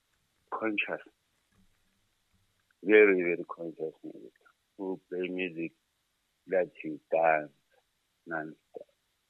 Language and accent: English; Fort Lauderdale, Florida, United States; I'm from Fort Lauderdale.